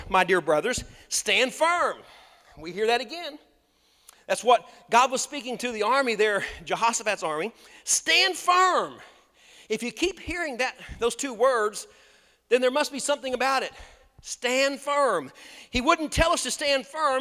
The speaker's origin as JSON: {"language": "English", "country": "United States", "tie": "born or raised there", "said": "I grew up on Lake Texoma"}